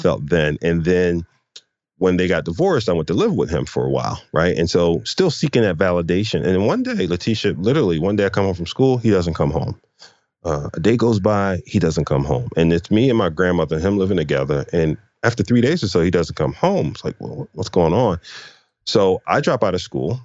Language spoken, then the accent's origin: English; Philadelphia, Pennsylvania, United States; I grew up in, uh, Philadelphia, North Philadelphia